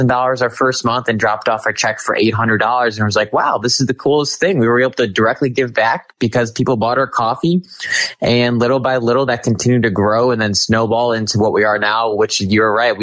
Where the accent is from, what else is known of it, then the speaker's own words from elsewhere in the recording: Cleveland, Ohio, United States; moved away as an adult; now in Washington, D.C. area, United States; I'm from Cleveland, Ohio originally, moved to the DC area around 4 years ago